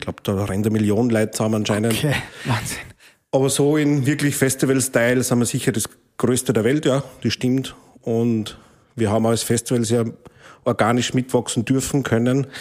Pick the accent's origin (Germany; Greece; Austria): Austria; St. Martin im Innkreis, Upper Austria; meinen Heimatort in St. Martin im Innkreis